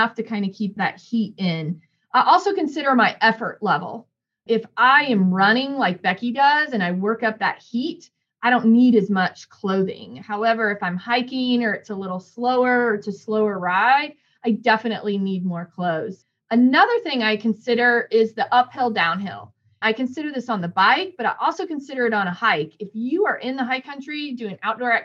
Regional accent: Northern Indiana, United States; moved away; I grew up in Northern Indiana

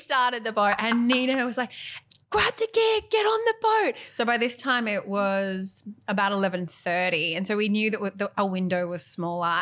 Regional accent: Western New South Wales, Australia; growing up in Western New South Wales

